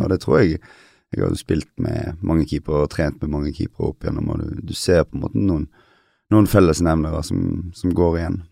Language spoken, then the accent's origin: Norwegian; Western Norway, Norway; also born or lived in Kristiansand / Denmark; Jeg er jo vestlending sjøl